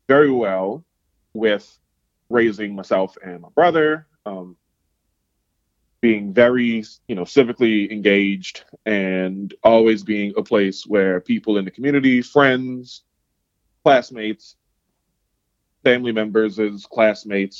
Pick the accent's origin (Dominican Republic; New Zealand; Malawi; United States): United States; New Orleans, Louisiana; moved away as an adult; now in Pacific Northwest, United States; born and raised in New Orleans